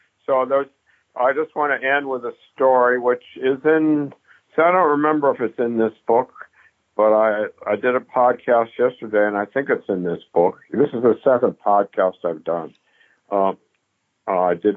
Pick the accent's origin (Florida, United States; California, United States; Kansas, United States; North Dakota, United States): California, United States; Palo Alto; now in Minneapolis, United States; I grew up in Palo Alto